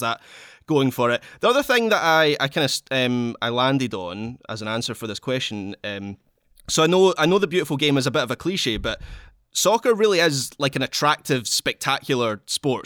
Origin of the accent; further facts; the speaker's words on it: Scotland, United Kingdom; I'm Scottish